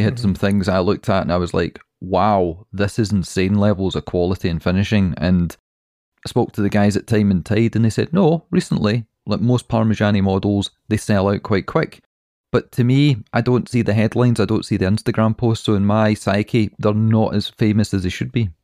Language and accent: English; Scotland, United Kingdom; We're Scottish